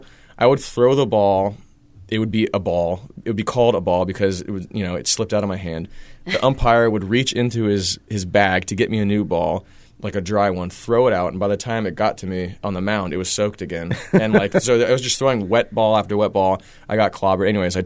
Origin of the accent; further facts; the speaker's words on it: San Francisco, California, United States; I'm from San Francisco.